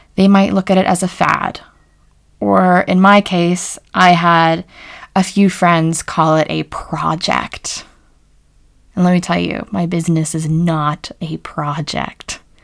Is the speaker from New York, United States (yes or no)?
no; rural Pennsylvania, United States; an American who grew up in rural Pennsylvania